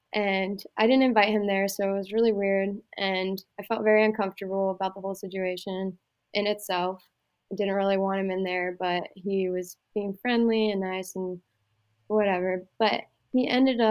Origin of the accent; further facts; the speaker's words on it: Pennsylvania, United States; moved away as an adult; also born or lived in Iowa; going to Iowa Western, getting out of Pennsylvania, that was my only ticket out of there. And I knew that if I went home, I would just turn into a waitress in my hometown